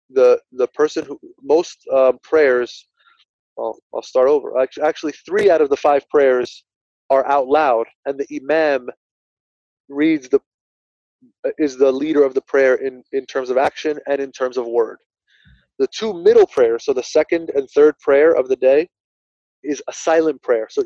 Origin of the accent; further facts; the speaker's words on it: New Jersey, United States; It's, it's, I'm from Union County. I still live. I'm not in Linden anymore